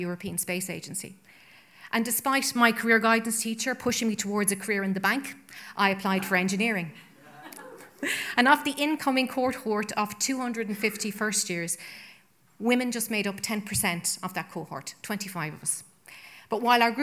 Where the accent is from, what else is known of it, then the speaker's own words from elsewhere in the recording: Ireland; as an Irish woman and citizen